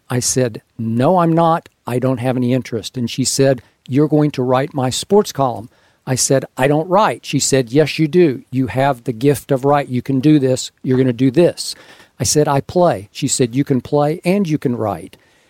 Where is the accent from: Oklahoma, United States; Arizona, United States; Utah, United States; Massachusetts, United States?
Oklahoma, United States; Oklahoma City; moved away; also born or lived in Los Angeles; I grew up in Oklahoma City